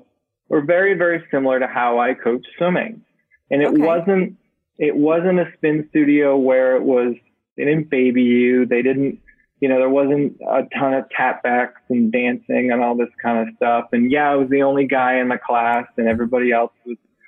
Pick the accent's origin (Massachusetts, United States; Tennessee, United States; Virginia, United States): Massachusetts, United States; growing up in Massachusetts, I remember sitting on the floor of our living room with my mother watching the Boston Marathon.